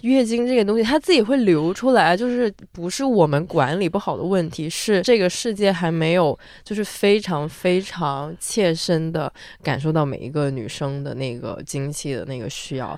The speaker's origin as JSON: {"language": "Chinese", "region": "southern China", "country": "China", "moved": "yes", "said": "我作为一个南方人，我觉得我在北方真的非常敏感"}